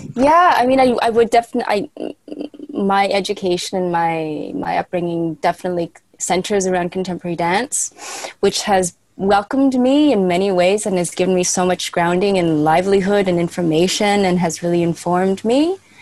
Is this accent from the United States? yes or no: no; Canada; moved away as an adult; now in Berlin, Germany; I am Canadian, but I left many years ago